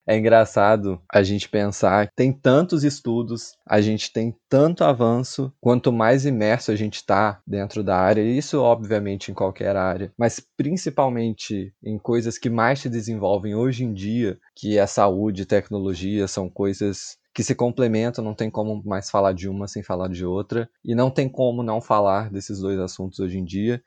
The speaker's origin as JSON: {"language": "Portuguese", "town": "Barra Mansa", "region": "Rio de Janeiro", "country": "Brazil", "tie": "born or raised there", "said": "Sou natural de uma cidade no interior do Rio, Barra Mansa."}